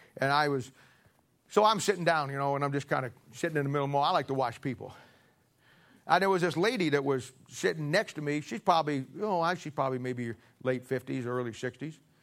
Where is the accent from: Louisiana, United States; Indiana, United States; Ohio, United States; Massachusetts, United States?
Ohio, United States; now in Kansas City, United States; I'm originally from Ohio